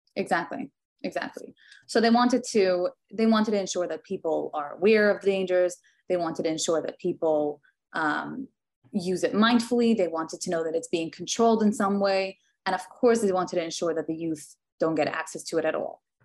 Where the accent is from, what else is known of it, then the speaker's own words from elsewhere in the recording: New York City, New York, United States; now in Tenafly, United States; I grew up in Williamsburg, which is a Hasidish community